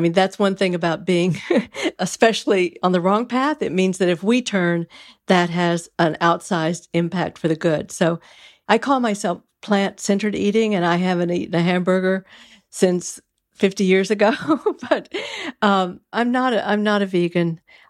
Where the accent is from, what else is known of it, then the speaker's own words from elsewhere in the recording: Texas, United States; I grew up in Texas, cowtown, right?